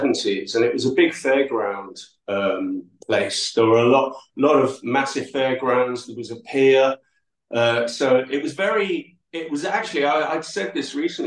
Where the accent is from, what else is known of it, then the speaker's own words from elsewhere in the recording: New Brighton, North West England, United Kingdom; also born or lived in Edinburgh / Manchester; I went back to live with my aunt and uncle in New Brighton, because I was originally from New Brighton.